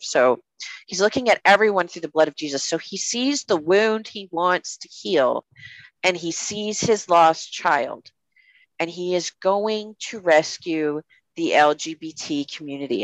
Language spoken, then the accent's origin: English; United States; as an American citizen